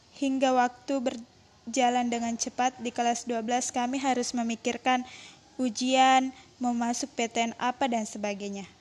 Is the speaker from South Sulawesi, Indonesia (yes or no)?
yes; Wajo Regency, South Sulawesi, Indonesia; berasal dari Kabupaten Wajo